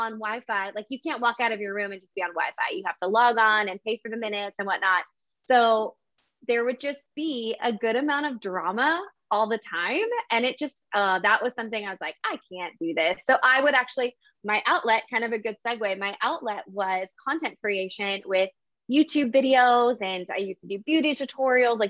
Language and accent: English; New Mexico, United States; moved away as an adult; I'm originally from New Mexico